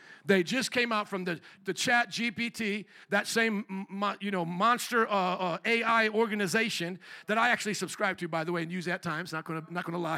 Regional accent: Chicago, Illinois, United States

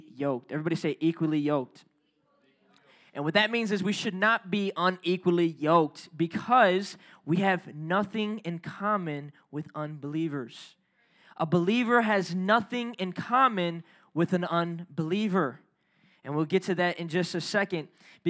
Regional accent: Chicago, Illinois, United States; we city folk here, right? We grew up in Chicago.

